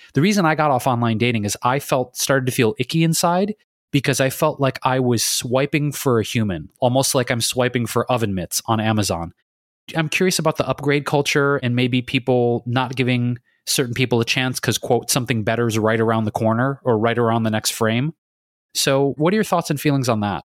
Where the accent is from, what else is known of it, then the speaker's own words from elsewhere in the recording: Detroit, Michigan, United States; I grew up in Detroit